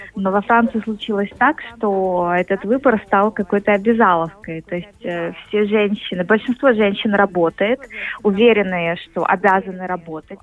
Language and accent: Russian; Kyiv, Ukraine; moved away as an adult; now in Paris, France; я родилась в Киеве и на самом деле уже не возвращалась туда два года